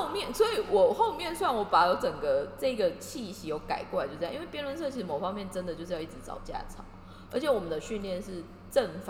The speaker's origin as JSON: {"language": "Chinese", "region": "Kaohsiung", "country": "Taiwan", "tie": "born or raised there", "said": "因为我的高中我是高雄的学校"}